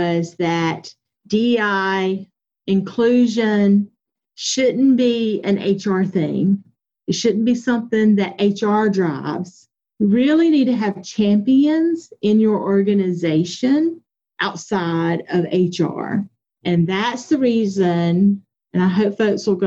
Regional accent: Anderson, South Carolina, United States; I'm from Anderson County, South Carolina

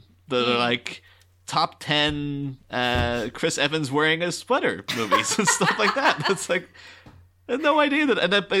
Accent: Ireland; I'm from Ireland.

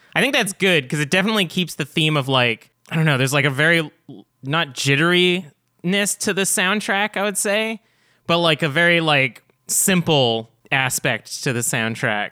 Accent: Canada; we're not American. Us, us are Canadian

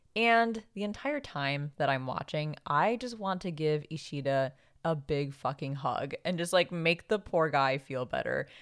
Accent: Philippines; now in United States; we're both Filipino

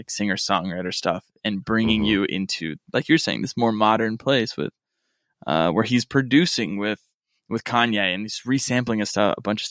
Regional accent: Rust Belt, United States; now in Los Angeles, United States; where I grew up in the Rust Belt

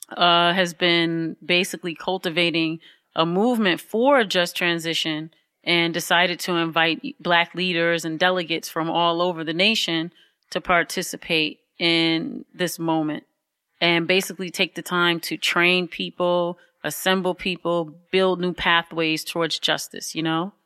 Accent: Highland Park, Michigan, United States; now in Detroit, United States; I was born in Highland Park. Mm-hmm, Highland Park Hospital

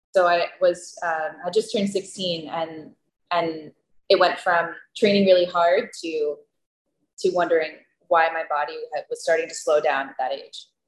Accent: Pennsylvania, United States; moved away as an adult; now in Costa Rica; I grew up in Pennsylvania

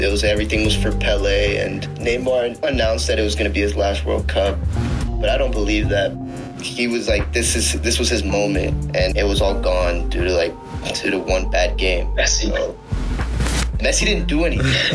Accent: United States; I'm, I'm American

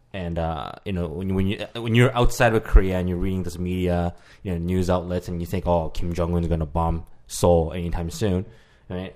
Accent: Canada; as a Canadian

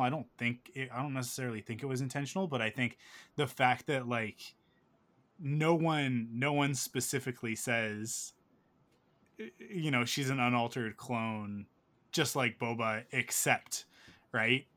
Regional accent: Canada; I'm Canadian

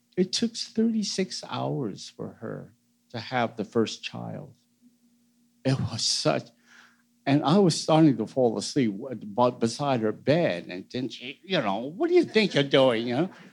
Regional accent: United States; I'm born American

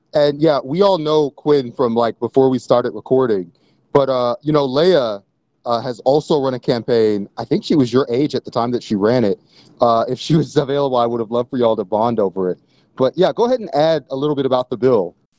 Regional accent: Georgia, United States; I am from Georgia

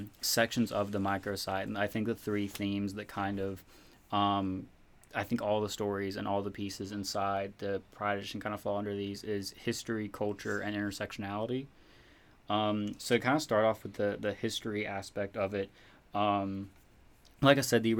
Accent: South Carolina, United States; I am from South Carolina. So before I came to college, I was in an environment where, you know, being out was definitely not an option

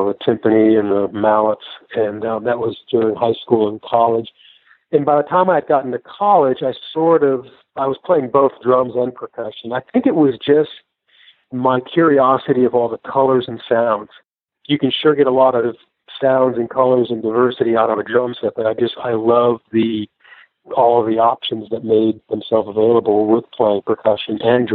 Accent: Vermont, United States; also born or lived in Chicago, Illinois / the Carolinas / Tulsa, Oklahoma; now in Nashville, United States; I was raised in Vermont

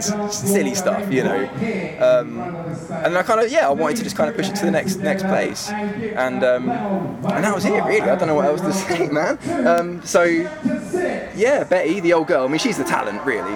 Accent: Aylesbury, South East England, United Kingdom; when I grew up in Aylesbury, it was early 2000s

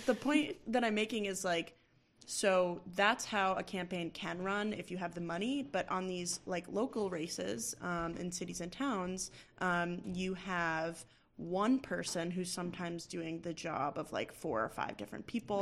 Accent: Massachusetts, United States; I'm from Massachusetts

